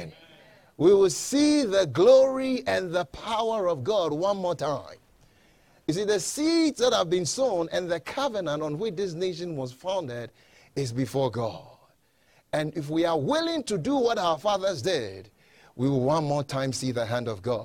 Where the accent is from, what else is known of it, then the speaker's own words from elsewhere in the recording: Ghana; now in United States; I'm not originally from here. I was born in Ghana, West Africa